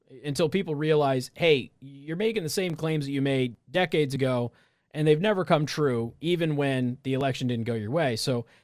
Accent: Las Vegas, Nevada, United States; So and I'm also from Las Vegas.

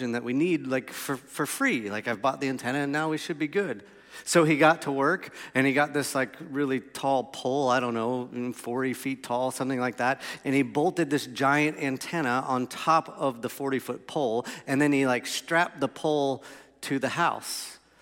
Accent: Melbourne, Florida, United States; So I grew up on Ironwood Road in Melbourne, Florida, in a two-story house.

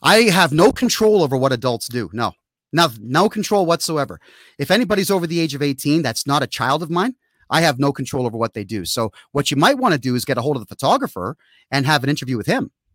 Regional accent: Canada; my home country

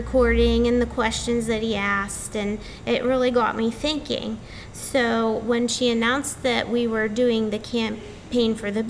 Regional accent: Rochester, United States; my hometown, First Baptist Church of Rochester

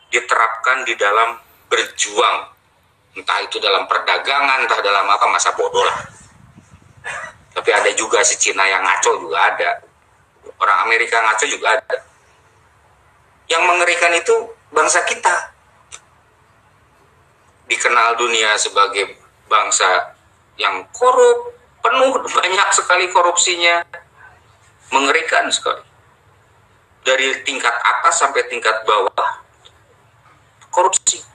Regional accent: Java, Indonesia; yang jelas Bapak orang Jawa saya juga orang Jawa di Pulau Jawa maksudnya kita adalah orang Indonesia

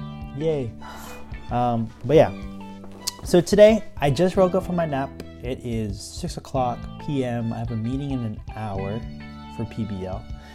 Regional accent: Philippines; I'm Filipino.

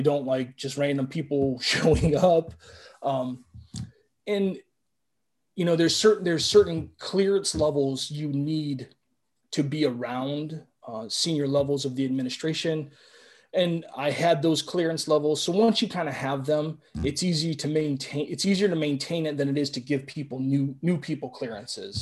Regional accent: Cleveland, Ohio, United States; I'm from Cleveland

